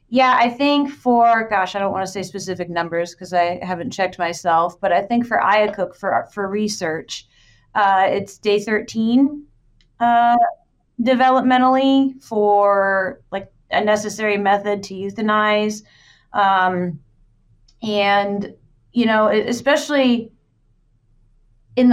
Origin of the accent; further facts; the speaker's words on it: Marshalltown, Iowa, United States; my hometown has it in Marshalltown